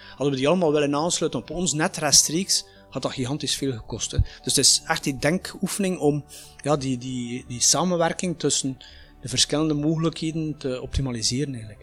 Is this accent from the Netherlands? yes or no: no; Flanders, Belgium; bij ons in Vlaanderen